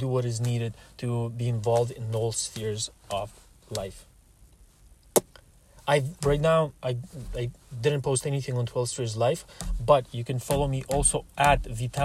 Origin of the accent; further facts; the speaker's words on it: Russia; moved away; also born or lived in Canada; I am Russian